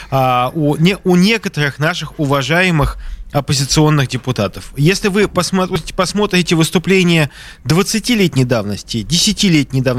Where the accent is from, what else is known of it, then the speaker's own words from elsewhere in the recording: Saint Petersburg, Russia; я просто как петербуржец даю возможность вам полностью